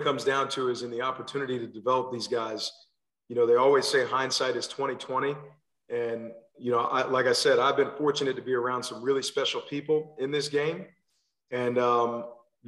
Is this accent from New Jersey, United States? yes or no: yes; New Jersey, United States; moved away as an adult; also born or lived in Pensacola, Florida / Louisville / Alabama; now in Maryland, United States; I'm originally from New Jersey. So I grew up playing football there.